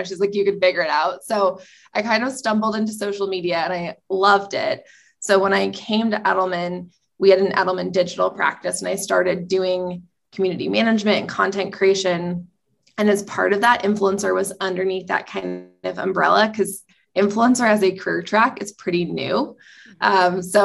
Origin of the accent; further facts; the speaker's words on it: Seattle, Washington, United States; moved away as an adult; also born or lived in San Francisco; I grew up in Seattle, and then I went to school at the George Washington University in DC